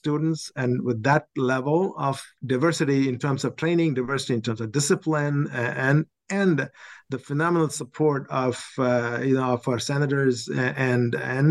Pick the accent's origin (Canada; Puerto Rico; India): India; Chennai, Tamil Nadu; moved away as an adult; also born or lived in Oxford, Ohio / Syracuse, New York / Virginia; now in New York, United States; I grew up in India, one of the longest beaches in Madras